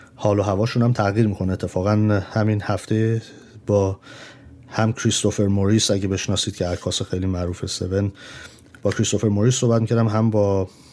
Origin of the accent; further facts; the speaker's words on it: Tehran, Tehran Province, Iran; moved away; توی جنگ بزرگ شدیم من مادرم نرس بوده برای همین هستش یعنی نرس هست هنوز ولی اون موقع در ایران ما وقتی موشک باران بود فرار میکردیم میرفتیم بیرون از تهران